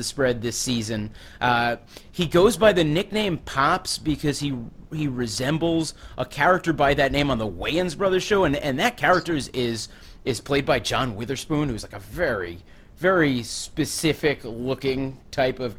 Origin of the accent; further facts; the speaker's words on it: Long Island, near the Queens border, New York, United States; now in New York City, United States; I grew up on Long Island. I grew up on Long Island.